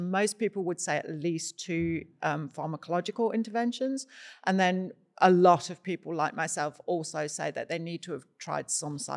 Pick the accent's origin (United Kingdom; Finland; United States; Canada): United Kingdom; psilocybin. I'm British.